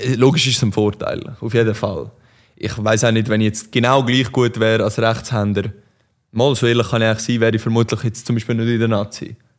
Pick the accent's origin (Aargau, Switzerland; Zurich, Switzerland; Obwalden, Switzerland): Aargau, Switzerland; Aarau; ich bin in Aarau aufgewachsen